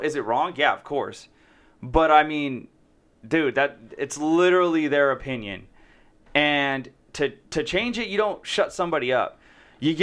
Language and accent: English; Salinas, California, United States; now in San Jose, United States; I grew up in Salinas